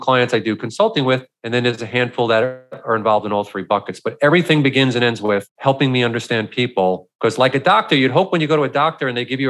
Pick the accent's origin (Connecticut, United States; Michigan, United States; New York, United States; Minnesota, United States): New York, United States; I'm from New York.